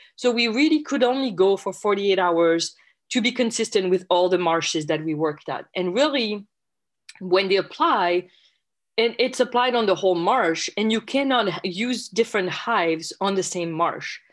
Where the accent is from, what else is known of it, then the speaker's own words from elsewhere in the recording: France; English is a second language; moved away as an adult; also born or lived in Logan, Utah, United States; now in United States; as you can probably tell from my accent, I'm originally from France